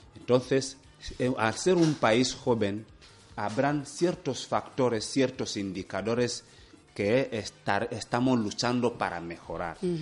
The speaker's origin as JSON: {"language": "Spanish", "country": "Equatorial Guinea"}